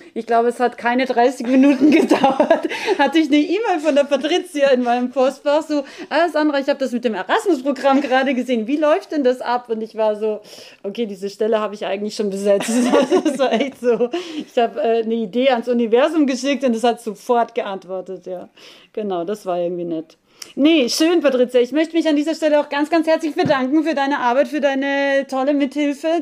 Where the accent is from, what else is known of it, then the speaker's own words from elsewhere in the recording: Austria; als Österreicherin